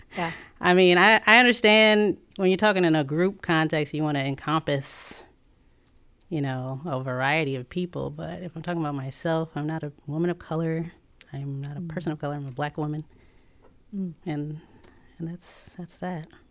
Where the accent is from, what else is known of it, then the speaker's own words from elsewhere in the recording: Tidewater area, Virginia, United States; also born or lived in Chicago; I grew up in Virginia, uh, Tidewater area